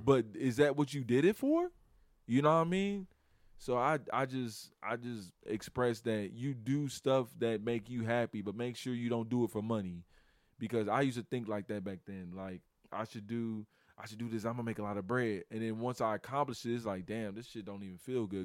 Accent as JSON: {"language": "English", "town": "Chicago", "region": "Illinois", "country": "United States", "said": "I'm from Chicago"}